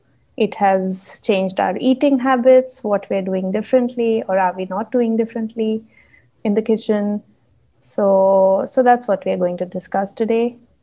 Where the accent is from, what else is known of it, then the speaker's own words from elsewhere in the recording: Punjab, India; now in Dubai, United Arab Emirates; which we both love being Punjabis.